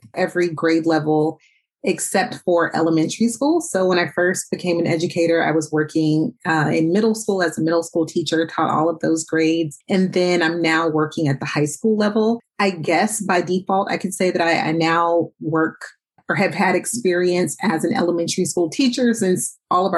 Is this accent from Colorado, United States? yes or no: no; Oakland, California, United States; I grew up here in Oakland